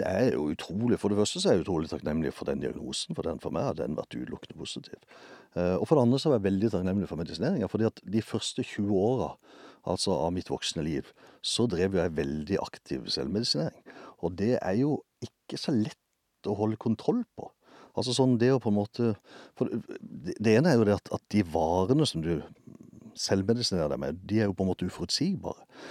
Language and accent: Norwegian; Justvik, Agder, Norway; Jeg vokste opp utenfor byen her et sted som heter Justvig.